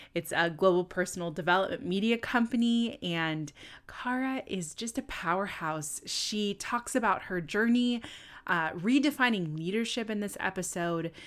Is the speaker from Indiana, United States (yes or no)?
no; California, United States; I'm from California